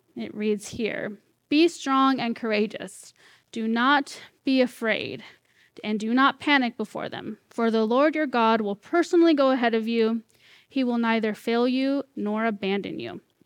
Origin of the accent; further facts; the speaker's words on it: Corning, California, United States; moved away as an adult; also born or lived in Red Bluff, California; now in Vancouver, Washington, United States; born and raised here, well, in Corning, so, like, fifteen minutes away